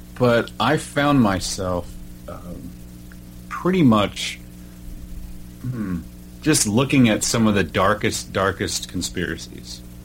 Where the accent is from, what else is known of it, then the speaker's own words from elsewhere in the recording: Oklahoma, United States; moved away as an adult; now in Washington, United States; I'm originally from Oklahoma